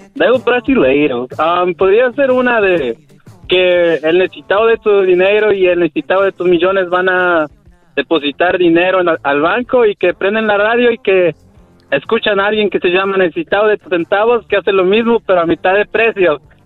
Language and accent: Spanish; Puebla, Mexico; moved away; yo soy de Puebla